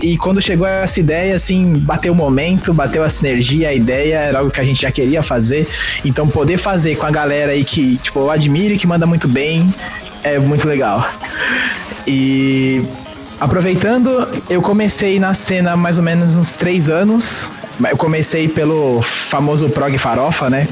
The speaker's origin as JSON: {"language": "Portuguese", "region": "São Paulo", "country": "Brazil", "said": "tenho 24 anos, sou de São Paulo"}